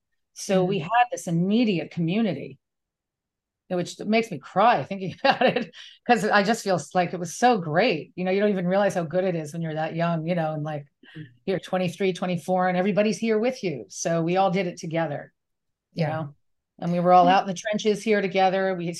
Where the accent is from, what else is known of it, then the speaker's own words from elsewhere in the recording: New York City, New York, United States; I grew up in New York City.